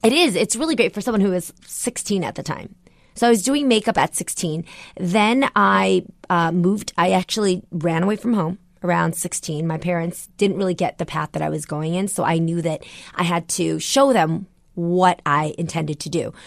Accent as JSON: {"language": "English", "town": "San Jose", "region": "California", "country": "United States", "tie": "born or raised there", "said": "a girl from San Jose, California, on, you know, a, a, a very, like, low-income household, neighborhood"}